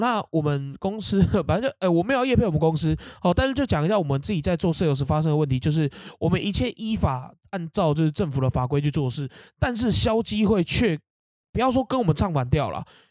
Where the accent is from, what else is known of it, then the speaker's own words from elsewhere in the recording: Keelung, Taiwan; 我们基隆人有一种美食社团